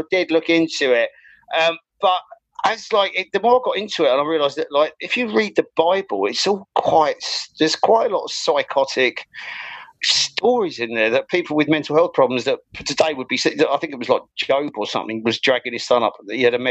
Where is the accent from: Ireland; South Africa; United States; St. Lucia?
Ireland; I was kind of like forced to go to study civil engineering because I grew up in Ireland. So like, that's where my like secondary and tertiary education was.